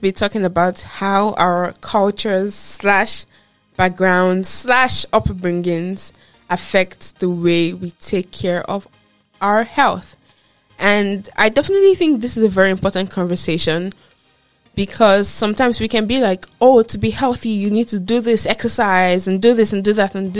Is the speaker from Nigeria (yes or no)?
yes; Nigeria; moved away as an adult; I am from Nigeria and I grew up in Nigeria